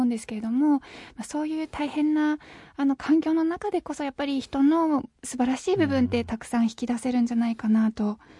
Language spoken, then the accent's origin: Japanese; Japan; たまたま日本という先進国に生まれただけで